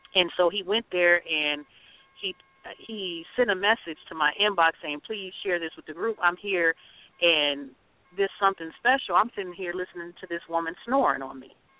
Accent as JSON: {"language": "English", "region": "the South", "country": "United States", "moved": "yes", "lives_now": "Twin Cities, United States", "said": "we're from the South."}